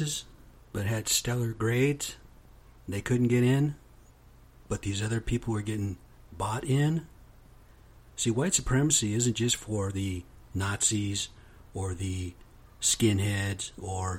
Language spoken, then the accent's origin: English; United States; I am American Indian, straight off the reservation